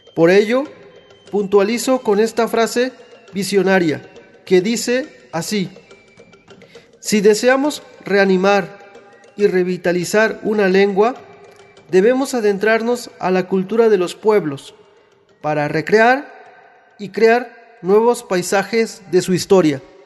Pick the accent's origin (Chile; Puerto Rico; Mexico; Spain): Mexico; San Pedro Huamelula, Oaxaca; Mi pueblo se llama San Pedro Guamelula